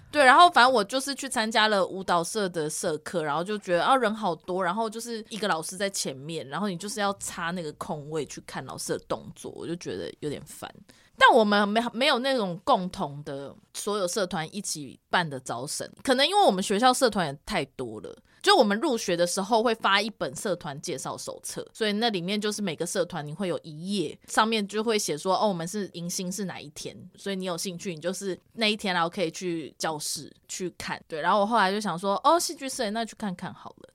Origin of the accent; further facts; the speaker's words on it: Taipei, Taiwan; 我是来自台北的台北市立第一女子高级中学